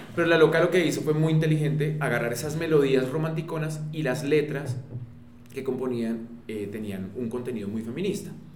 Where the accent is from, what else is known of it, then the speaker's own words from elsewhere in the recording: Colombia; en nuestro país